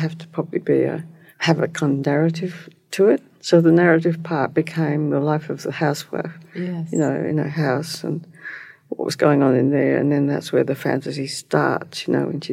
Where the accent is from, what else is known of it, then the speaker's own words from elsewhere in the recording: Berri, South Australia, Australia; also born or lived in Davis, United States / Netherlands; I came from Bury, South Australia